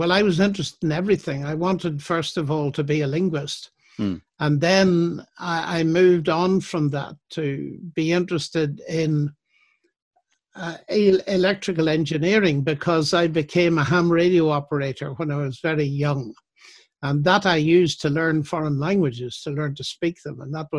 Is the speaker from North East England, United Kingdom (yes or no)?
no; Northern Ireland, United Kingdom; Well, when I was a teenager, the so-called troubles, the sectarian tension was mounting.